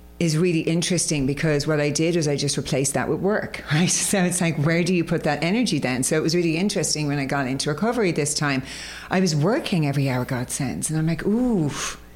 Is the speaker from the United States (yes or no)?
no; Ireland; I was brought up in Ireland, as you can probably hear by the accent